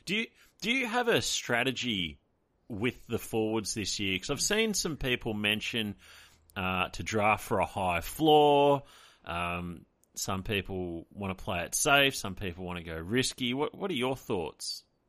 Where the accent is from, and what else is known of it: Australia